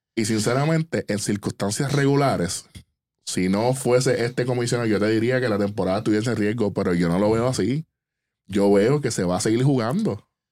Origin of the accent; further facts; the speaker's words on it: Puerto Rico; nosotros como, como puertorriqueños, como, como latinos